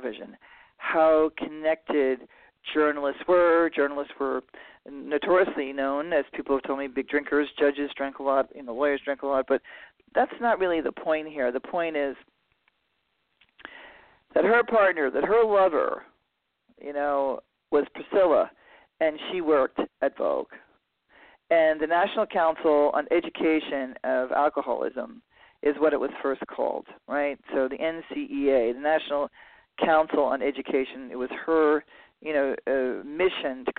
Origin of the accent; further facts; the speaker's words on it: New York City, New York, United States; I grew up in Manhattan